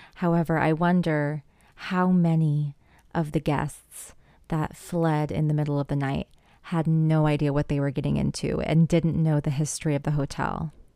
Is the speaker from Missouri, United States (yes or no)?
yes; Missouri, United States; my home state, Missouri.